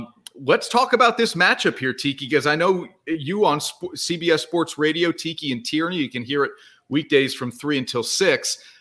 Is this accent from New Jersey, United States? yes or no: yes; New Jersey, United States; Born and raised in New Jersey.